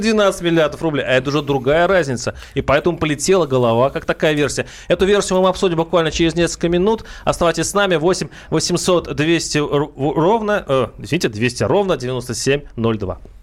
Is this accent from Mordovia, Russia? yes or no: yes; Saransk, Mordovia, Russia; moved away; я сам вырос в Мордовии, город Саранск